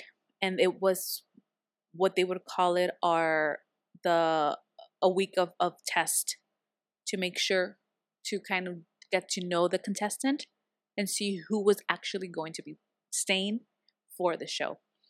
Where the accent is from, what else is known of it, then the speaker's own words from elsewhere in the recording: San Diego, California, United States; because I was local here from San Diego